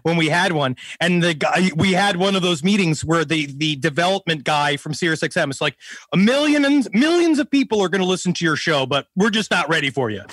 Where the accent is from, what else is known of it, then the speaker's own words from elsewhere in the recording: New York City, New York, United States; I'm from Queens